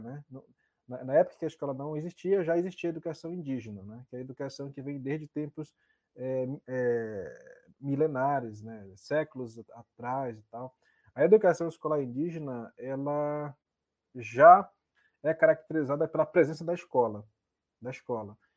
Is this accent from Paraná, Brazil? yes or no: no; Nova Olinda do Norte, Amazonas, Brazil; also born or lived in Aldeia Quatá, Borba; Eu, eu, eu nasci em Nova Olinda, mas fui registrado como, como nascido no Quatá, né? Por conta da, na época, tem todo um, um processo lá. E vivi um, boa parte da, da vida, da infância, na verdade, entre a aldeia Quatá e o município de Nova Olinda do Norte